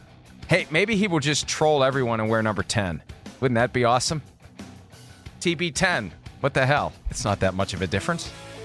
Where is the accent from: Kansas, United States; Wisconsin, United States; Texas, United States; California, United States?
California, United States; And as you may know, I grew up in Northern California, and I was a huge 49ers fan, and I still am.